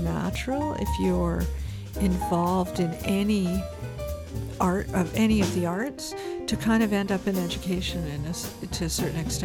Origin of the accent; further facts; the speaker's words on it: Toronto, Ontario, Canada; moved away as an adult; also born or lived in Spain; now in British Columbia, Canada; I'm originally from Toronto